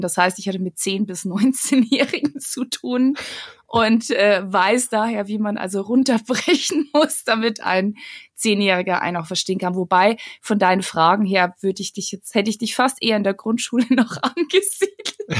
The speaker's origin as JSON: {"language": "German", "region": "Bavarian Forest", "country": "Germany", "tie": "born or raised there", "moved": "as an adult", "lives_now": "Munich, Germany", "said": "Ich bin eine Kosmopolitin, die aus dem absoluten Kleindorf im Bayerwald kommt"}